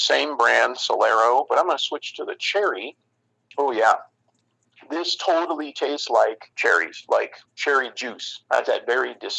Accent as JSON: {"language": "English", "town": "Chicago", "region": "Illinois", "country": "United States", "tie": "born or raised there", "said": "Growing up in Chicagoland"}